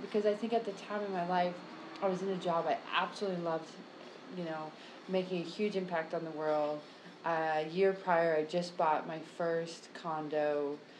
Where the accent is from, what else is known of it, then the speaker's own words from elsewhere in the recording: United States; now in Brazil; I'm located in Brazil since you asked that question, but I am American.